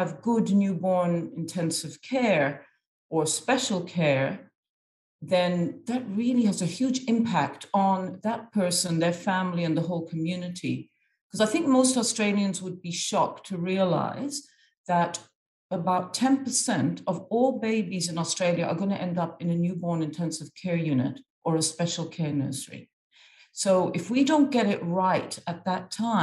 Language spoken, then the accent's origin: English; Egypt; moved away; I'm half Irish and half Egyptian, and I'd grown up in Egypt predominantly